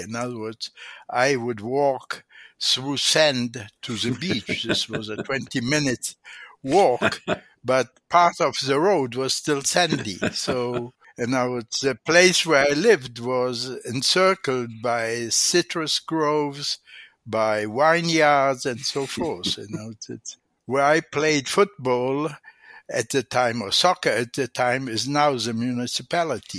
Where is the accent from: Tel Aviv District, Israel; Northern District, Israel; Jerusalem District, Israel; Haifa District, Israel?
Tel Aviv District, Israel; Tel Aviv; English is a second language; I grew up in Tel Aviv, Israel, Palestine at the time